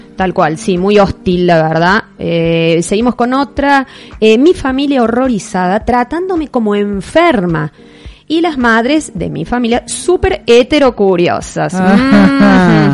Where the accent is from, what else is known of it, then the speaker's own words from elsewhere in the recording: Córdoba, Argentina; yo soy de Córdoba Capital